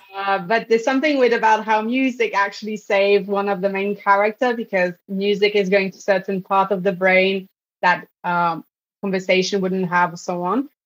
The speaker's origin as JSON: {"language": "English", "country": "Belgium", "tie": "born or raised there", "said": "I grew up in Belgium"}